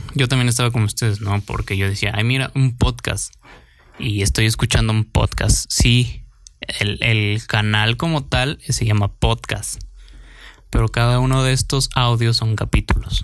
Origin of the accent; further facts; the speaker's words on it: Mexico; soy mexicano